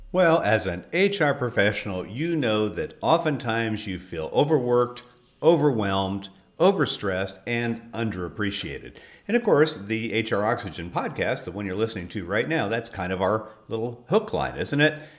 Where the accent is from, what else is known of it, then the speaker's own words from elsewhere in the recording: California, United States; moved away; I actually was born in California